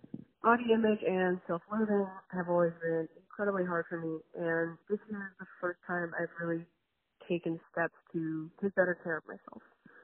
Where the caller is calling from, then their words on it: Los Angeles, California, United States; of Not All Geminis, and I'm calling from Los Angeles.